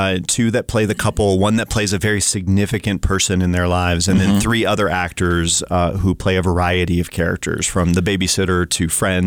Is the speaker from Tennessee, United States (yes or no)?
yes; Tennessee, United States; also born or lived in Colorado / Louisville, Kentucky / New York / North Carolina; now in Missoula, United States; I moved here from Louisville, Kentucky. Before that, I spent some time in New York, but I've lived in North Carolina. I grew up in Tennessee, born in Colorado.